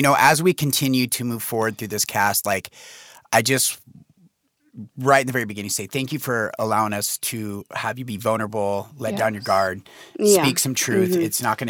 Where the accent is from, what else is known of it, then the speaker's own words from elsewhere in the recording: Medford, Oregon, United States; we're both from Medford